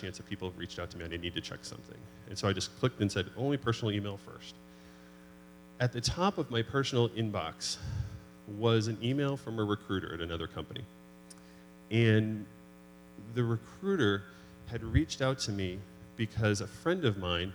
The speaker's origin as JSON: {"language": "English", "region": "New Hampshire", "country": "United States", "tie": "born or raised there", "moved": "yes", "said": "growing up in New Hampshire, in the White Mountains"}